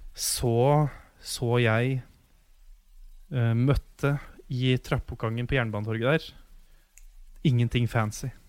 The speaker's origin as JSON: {"language": "Norwegian", "town": "Ottestad", "region": "Innlandet", "country": "Norway", "moved": "yes", "said": "huset hjemme i Otstad"}